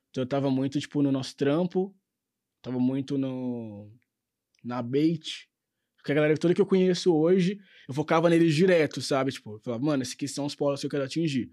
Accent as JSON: {"language": "Portuguese", "region": "Minas Gerais", "country": "Brazil", "said": "a gente que é mineiro"}